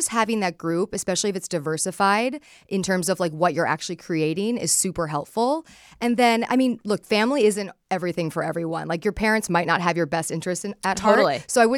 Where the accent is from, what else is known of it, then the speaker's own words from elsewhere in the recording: Palos Verdes, California, United States; So I grew up in California in a place called Palos Verdes. It's like this ocean community that's really rooted in ocean culture.